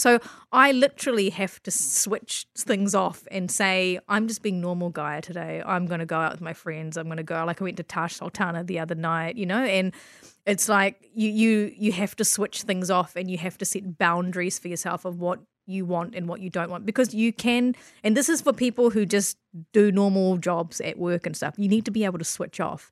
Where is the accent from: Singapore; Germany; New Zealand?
New Zealand; Christchurch, Canterbury; also born or lived in Malaysia; I grew up in Christchurch, and you can't see skin color on, on this podcast, but I was born in Malaysia, and I moved to Christchurch when I was four